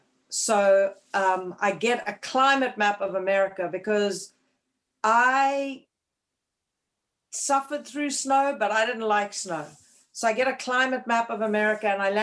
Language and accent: English; Cape Town, Western Cape, South Africa; moved away as an adult; also born or lived in Bloomington, Indiana; now in Connecticut, United States; I was born and raised in Cape Town, South Africa, in a place called Clifton Beach